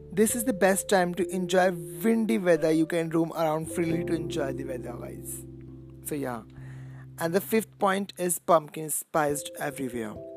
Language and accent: English; India; I'm basically from India